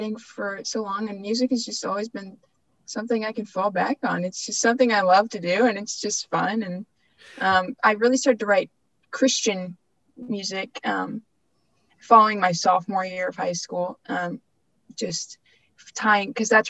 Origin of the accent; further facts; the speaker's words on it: Dayton, Ohio, United States; I grew up in Dayton.